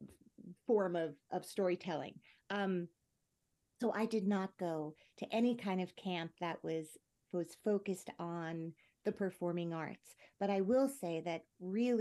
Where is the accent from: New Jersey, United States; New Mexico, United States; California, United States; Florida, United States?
New Jersey, United States; I grew up in New Jersey